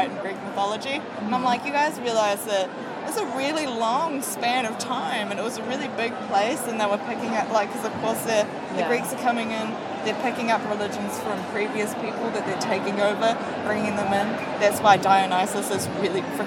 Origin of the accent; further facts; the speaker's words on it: New Zealand; I am from New Zealand